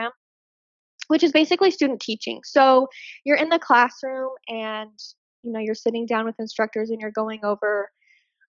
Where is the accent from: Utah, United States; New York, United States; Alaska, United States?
Utah, United States; Hurricane; I also had opened up my own clothing boutique store in my hometown, which is Hurricane, Utah.